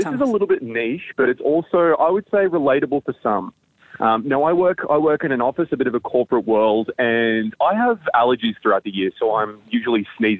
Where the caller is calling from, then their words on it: Sunshine Coast, Queensland, Australia; I'm in the God's land of cool and Sunshine Coast, actually in Queensland.